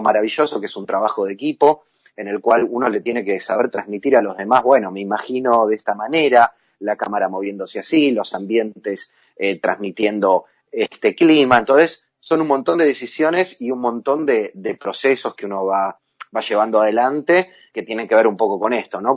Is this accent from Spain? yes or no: no; Argentina; como argentinos